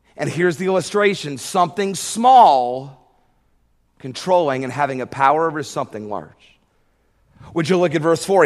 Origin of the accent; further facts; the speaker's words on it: Georgia, United States; I grew up in Georgia